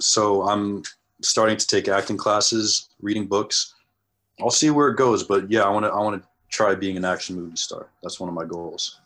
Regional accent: New England, United States; being in New England, it's, at least, uh, the people that I was around, it was very, very white

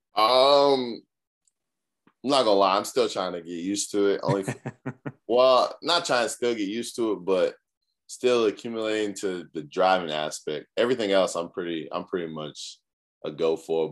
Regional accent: Cambridge, Massachusetts, United States; moved away as an adult; now in South Carolina, United States; I'm from Cambridge, Massachusetts, uh, up north, real cold.

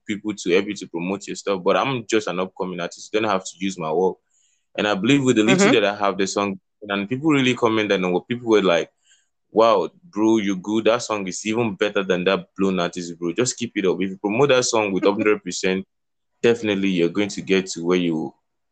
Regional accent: Kogi, Nigeria; now in Lagos, Nigeria; I'm from Nigeria, Kogi State. I'm based in Lagos City.

